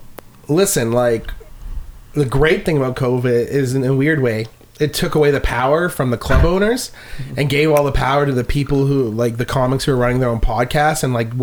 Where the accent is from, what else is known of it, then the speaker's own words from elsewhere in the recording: Canada; I'm a Canadian